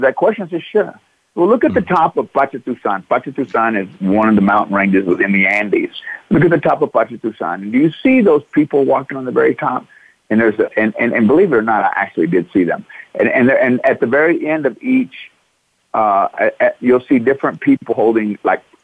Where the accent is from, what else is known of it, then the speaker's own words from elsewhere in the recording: Midlothian, Texas, United States; I grew up Midlothian, Texas